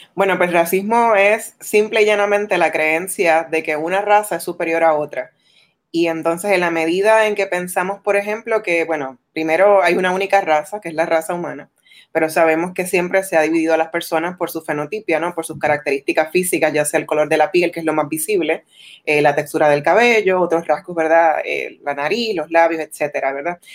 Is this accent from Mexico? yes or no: no; Puerto Rico; nos identifican como puertorriqueños